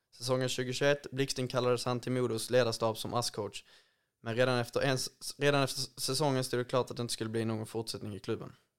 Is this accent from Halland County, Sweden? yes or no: no; Ängelholm, Skåne, Sweden; min hemstad Ängelholm